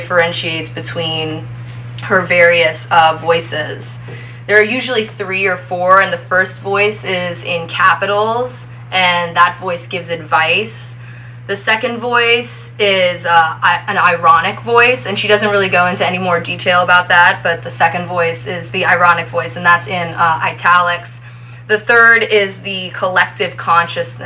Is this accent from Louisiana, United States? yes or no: yes; New Orleans, Louisiana, United States; I'm a poet in New Orleans, a lifelong resident of the French Quarter